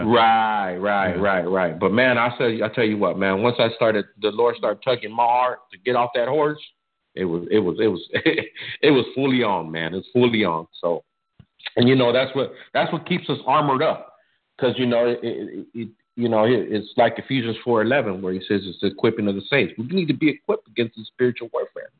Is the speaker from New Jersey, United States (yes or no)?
no; Arizona, United States; I was born and raised in Arizona